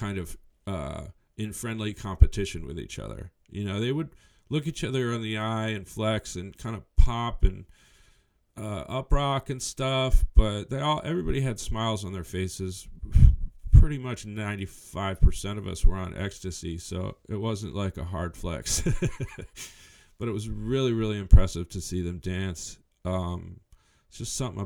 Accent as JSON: {"language": "English", "region": "New Mexico", "country": "United States", "tie": "born or raised there", "also_born_or_lived": "San Francisco Bay Area", "moved": "yes", "said": "grew up in New Mexico."}